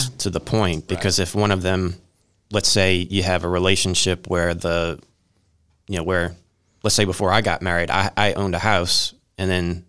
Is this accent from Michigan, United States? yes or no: no; Louisiana, United States; Oh, well, careful. I'm from Louisiana.